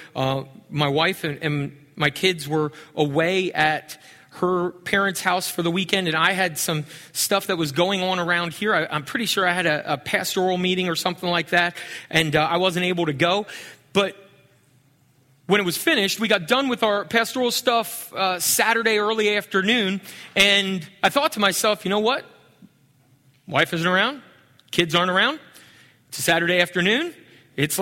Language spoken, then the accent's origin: English; Pennsylvania, United States; moved away; I grew up in Pennsylvania